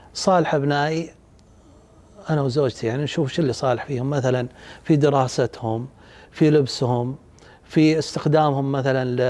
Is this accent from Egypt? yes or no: no; Saudi Arabia; عندنا بالسعودية